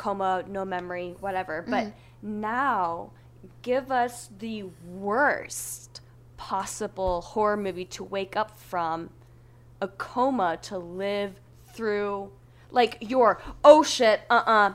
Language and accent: English; United States; as an American